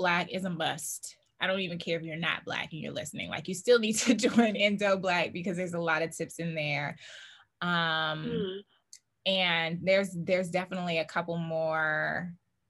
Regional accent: the South, United States; I'm from the South

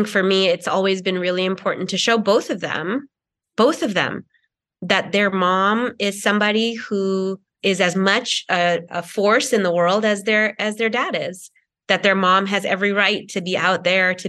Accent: a suburb outside of Boston, Massachusetts, United States; also born or lived in Kerala, India; now in Los Angeles, United States; I moved from India to America as a young child, and I mostly grew up in a suburb outside of Boston

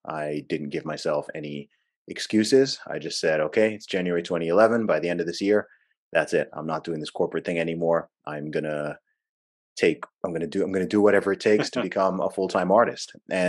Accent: Saudi Arabia; also born or lived in England, United Kingdom; I was born in England. I grew up in the Middle East in Saudi Arabia. Actually lived over there for about 20 years.

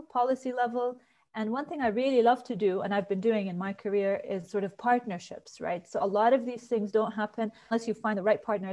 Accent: Jordan; also born or lived in United States; So I grew up in Jordan, but I had the chance to do my studies in the US.

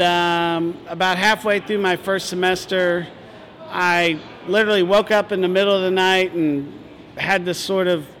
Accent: Northern Virginia, United States; also born or lived in Richmond, Virginia; I was born in Richmond and grew up just outside of D.C. in Northern Virginia.

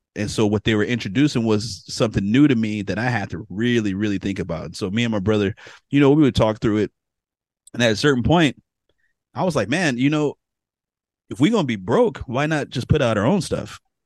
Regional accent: San Francisco, California, United States; now in Sacramento, United States; I'm from San Francisco originally. I was born, um, in San Francisco, grew up in Bayview

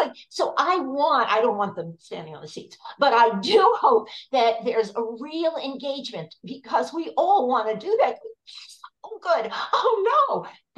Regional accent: New York, United States; I grew up in New York, and as far as I knew, everyone was Jewish

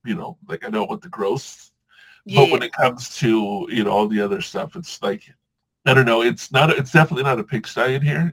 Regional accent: Southern California, United States; also born or lived in Hawaii / Washington; I grew up in Southern California

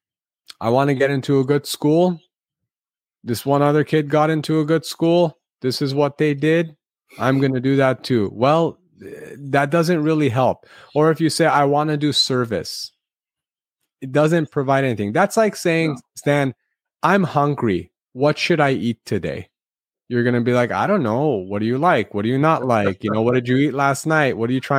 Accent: Los Angeles, California, United States; the Armenian American community in Los Angeles, where I grew up

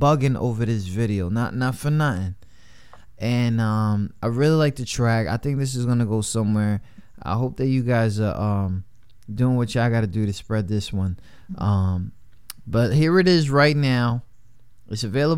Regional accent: New York City, New York, United States; growing up in New York, like in the city

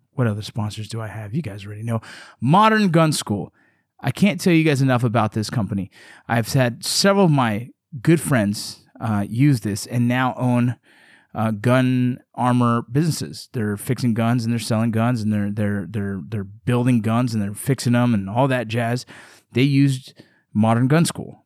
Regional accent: Los Angeles, California, United States; growing up in Los Angeles, California

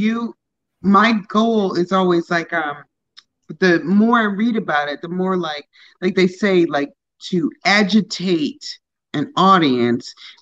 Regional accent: Lake Forest, Illinois, United States; I grew up in Lake Forest. So I was in high school with John Hughes Jr.

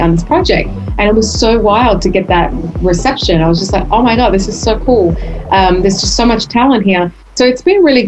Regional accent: Darwin, Northern Territory, Australia; moved away as an adult; now in United States; I'm a girl from Darwin. I grew up in a Greek household in Darwin, and then I moved to the other side of the world to pursue my dreams

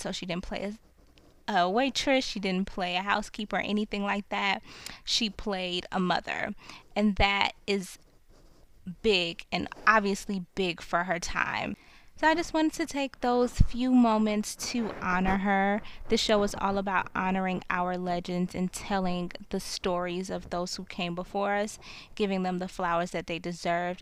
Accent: New York City, New York, United States; Brooklyn, my hometown

